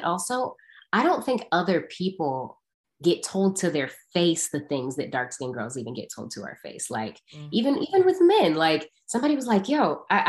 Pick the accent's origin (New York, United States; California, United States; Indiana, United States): California, United States; Because in Atlanta, I came from California. I went to Atlanta.